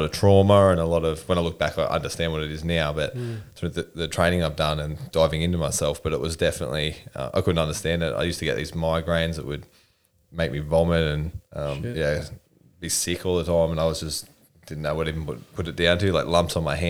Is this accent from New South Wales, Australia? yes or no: yes; Newcastle, New South Wales, Australia; Newcastle, born and raised